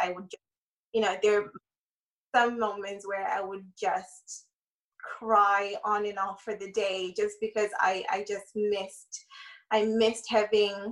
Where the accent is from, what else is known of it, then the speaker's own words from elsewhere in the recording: Ireland; moved away; I grew up in Ireland, so most of my family are in Ireland